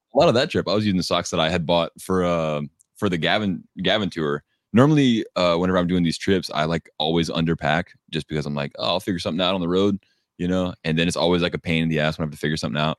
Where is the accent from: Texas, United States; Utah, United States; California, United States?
Texas, United States; I'm from Texas where everything is just flat and dead